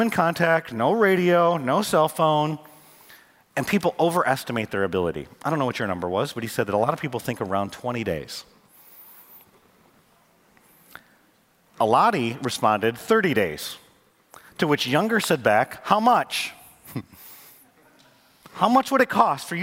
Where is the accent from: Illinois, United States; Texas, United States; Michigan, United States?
Michigan, United States; now in North Carolina, United States; I grew up in Michigan